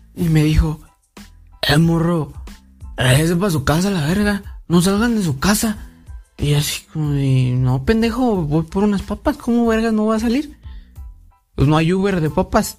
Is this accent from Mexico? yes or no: yes; Mexico; yo pues como como buen mexicano